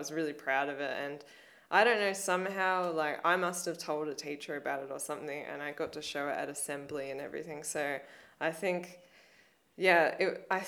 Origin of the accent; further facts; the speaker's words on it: Blue Mountains, New South Wales, Australia; growing up in the Blue Mountains